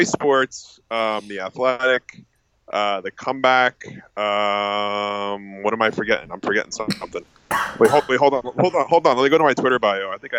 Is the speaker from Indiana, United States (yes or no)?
no; Harrison, New Jersey, United States; also born or lived in New Brunswick, New Jersey / Hoboken, New Jersey; I grew up in Jersey, live in Jersey. I grew up in a town called Harrison, New Jersey, and then I went to Rutgers University in New Brunswick, New Jersey, and now I live in Hoboken, New Jersey.